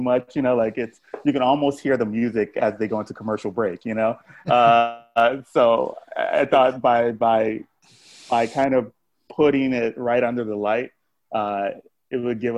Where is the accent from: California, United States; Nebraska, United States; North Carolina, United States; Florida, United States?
Florida, United States; Miami; I grew up in Miami